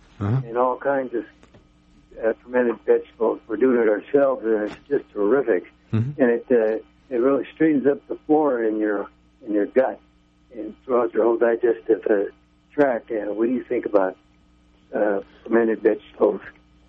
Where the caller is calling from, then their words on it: Willits, California, United States; in Willits.